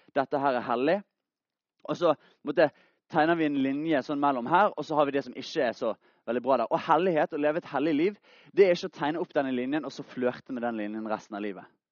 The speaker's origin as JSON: {"language": "Norwegian", "town": "Bergen", "region": "Vestland", "country": "Norway", "said": "Jeg er fra Bergen, 20 år gammel"}